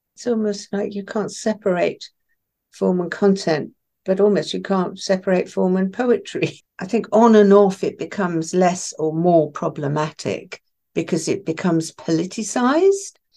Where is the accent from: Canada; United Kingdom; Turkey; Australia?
United Kingdom; Isle of Wight, South East England; first language Farsi; English is a second language; I was sent to the Isle of Wight when I was six